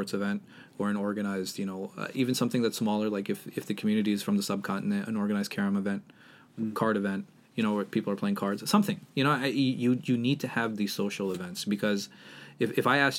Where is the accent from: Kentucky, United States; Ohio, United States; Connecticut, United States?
Connecticut, United States; I grew up in Connecticut